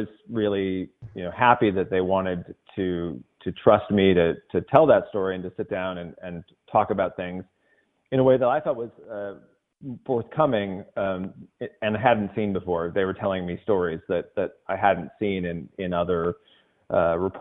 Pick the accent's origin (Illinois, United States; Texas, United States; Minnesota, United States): Illinois, United States; Edwardsville; moved away as an adult; now in Los Angeles, United States; I grew up in Edwardsville, Illinois, just outside St. Louis, grew up Cardinal fan.